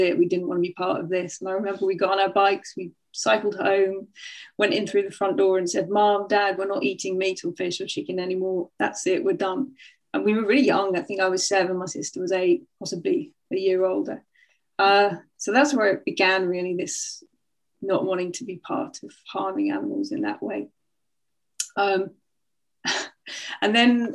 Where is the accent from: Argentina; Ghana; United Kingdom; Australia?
United Kingdom; North Nottinghamshire, East Midlands; also born or lived in Sheffield; when I was seven, we moved from Sheffield to the countryside. We moved to North Nottinghamshire, to a little village.